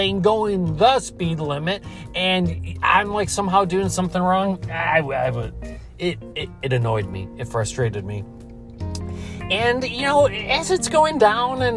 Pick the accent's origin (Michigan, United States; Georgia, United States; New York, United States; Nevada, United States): New York, United States; Buffalo; the Buffalo Bills, my hometown